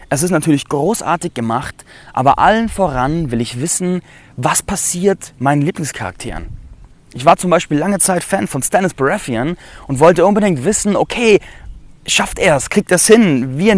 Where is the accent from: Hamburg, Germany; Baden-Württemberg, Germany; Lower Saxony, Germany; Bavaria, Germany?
Bavaria, Germany; Landsberg am Lech; ich berichte heute aus Landsberg am Lech. Das ist meine Heimatstadt, in der ich groß geworden bin.